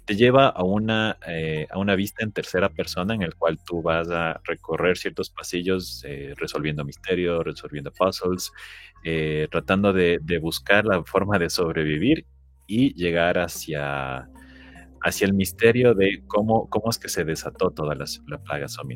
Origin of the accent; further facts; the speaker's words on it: Ecuador; Yo soy de Ecuador